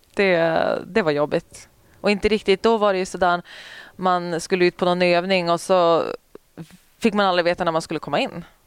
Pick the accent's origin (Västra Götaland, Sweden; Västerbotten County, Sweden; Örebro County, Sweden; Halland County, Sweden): Västerbotten County, Sweden; Umeå; also born or lived in Boden; jag är ju Umebo